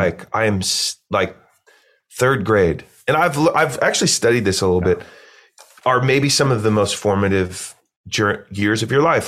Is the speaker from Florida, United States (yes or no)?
no; Eugene, Oregon, United States; I grew up in Eugene, Oregon, small, kinda cool hippie college town